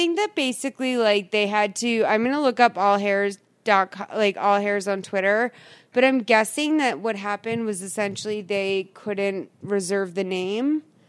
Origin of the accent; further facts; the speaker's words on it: East Coast, United States; I'm from the East Coast where it's like, where I say aunt.